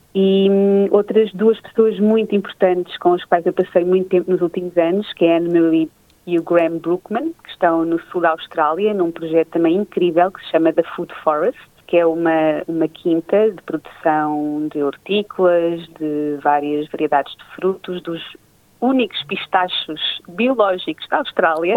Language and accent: Portuguese; Leiria, Centro, Portugal; eu nasci em Leiria, no centro de Portugal, uh, cresci junto dos meus pais e avós, à beira do Rio Lis